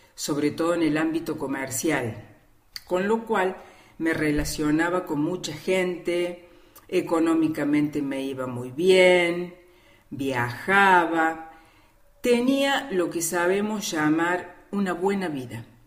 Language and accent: Spanish; Córdoba, Argentina; soy cordobesa de Córdoba Capital